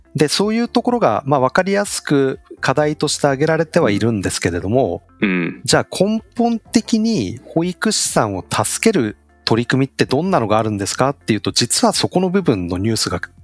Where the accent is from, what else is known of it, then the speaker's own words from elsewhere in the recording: Chiba, Japan; 千葉県出身